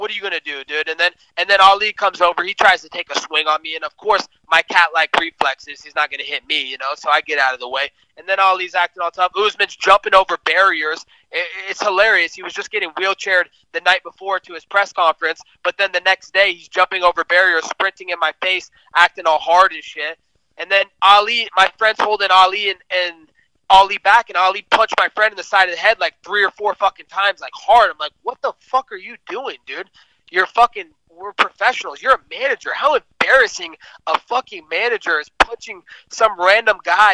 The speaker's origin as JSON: {"language": "English", "region": "West Coast", "country": "United States", "said": "I'm from the West Coast"}